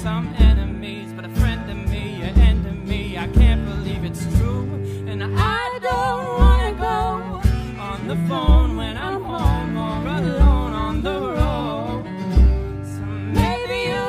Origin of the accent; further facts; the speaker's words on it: Teays Valley, West Virginia, United States; also born or lived in Richmond; I grew up in Taze Valley